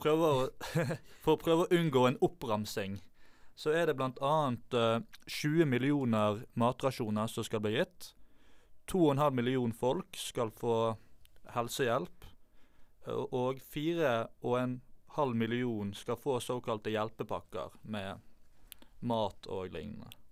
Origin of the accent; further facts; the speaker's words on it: Bergen, Vestland, Norway; Jeg er født og oppvokst i Bergen